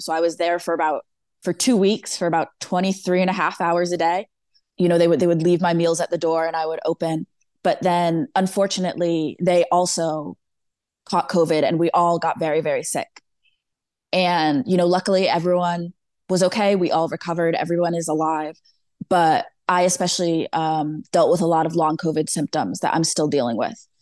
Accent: Danbury, Connecticut, United States; I grew up born and raised in Danbury, Connecticut

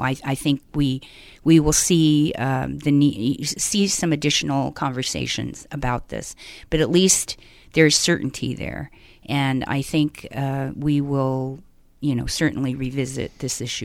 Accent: Denver, Colorado, United States; also born or lived in Southern California / Northern California; now in California, United States; born and raised in Denver, Colorado

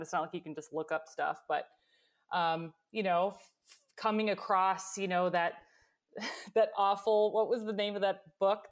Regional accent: Michigan, United States; was born and raised in Michigan

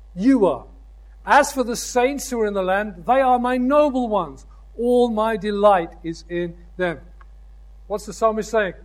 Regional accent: United Kingdom; I'm a citizen of the United Kingdom

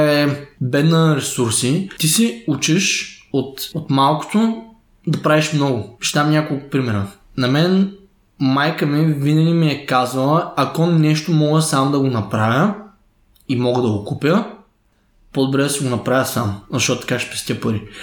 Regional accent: Stara Zagora, Stara Zagora Province, Bulgaria; born there; Аз съм роден в Стара Загора 1993 като семейството, в което съм отраснал.

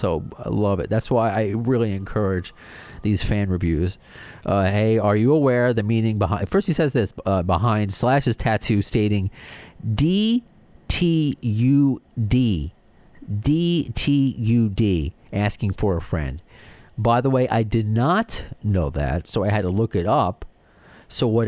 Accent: New York and Long Island, United States; accent: New York / Long Island

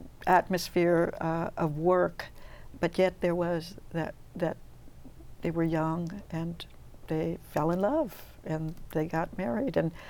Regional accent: California, United States; I grew up summers picking in Easton, close to Fresno. My whole family did, as a matter of fact.

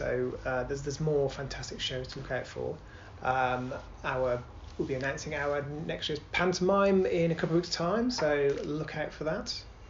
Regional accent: Birmingham, West Midlands, United Kingdom; I'm from Birmingham.

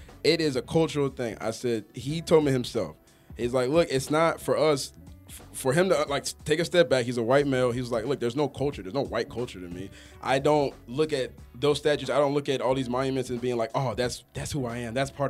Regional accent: Stone Mountain, Georgia, United States; I grew up in Stone Mountain.

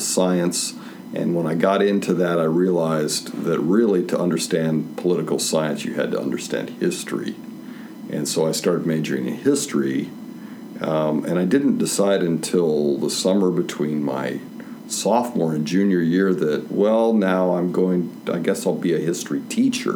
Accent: Topeka, Kansas, United States; moved away as an adult; also born or lived in San Antonio, Texas; I was from Topeka, Kansas

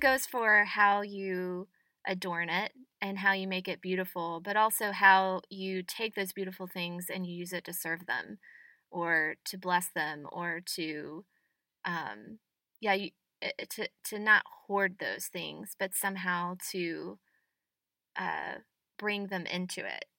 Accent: the South, United States; as a Southerner

